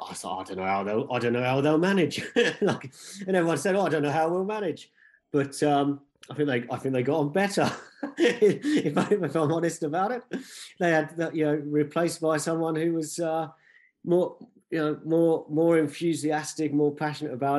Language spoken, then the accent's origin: English; Tring, East of England, United Kingdom; I grew up in a place called Tring. It's in Hertfordshire.